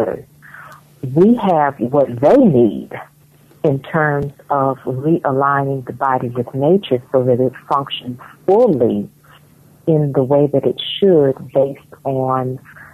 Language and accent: English; United States; moved away as an adult; now in Ghana; living here and growing up in America